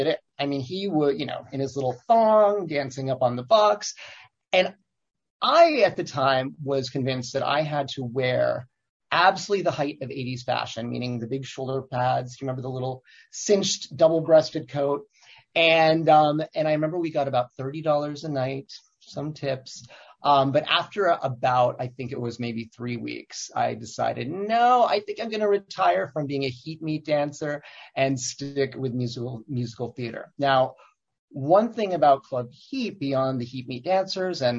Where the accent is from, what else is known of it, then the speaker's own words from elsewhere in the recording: Olean, New York, United States; I grew up in Olean, New York